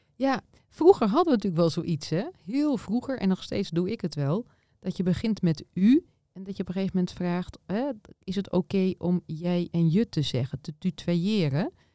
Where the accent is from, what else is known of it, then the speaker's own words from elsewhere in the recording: Nieuwleusen, Overijssel, Netherlands; Ik kom uit Nieuw-Leuzen bij Zwolle